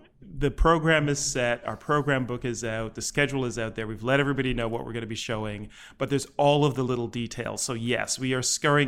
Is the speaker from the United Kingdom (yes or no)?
yes; London, United Kingdom; born there; I was born in England, in London, England, in the Wembley neighborhood. If you know Wembley Stadium in the UK, I was born almost in the shadow of Wembley Stadium.